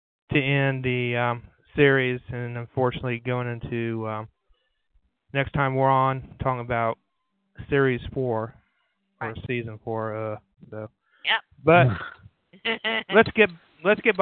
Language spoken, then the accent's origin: English; Ohio, United States; I'm from Ohio